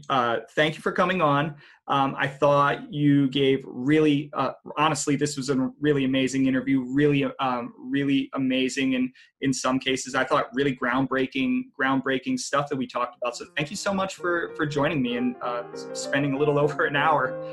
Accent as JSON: {"language": "English", "region": "Texas", "country": "United States", "tie": "born or raised there", "said": "I grew up in Texas."}